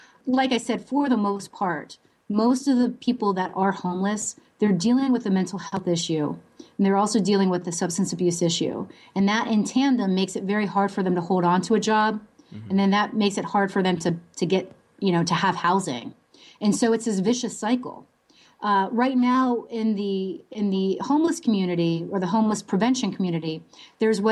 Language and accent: English; Williamsport, Pennsylvania, United States; moved away; my hometown, which is Williamsport, Pennsylvania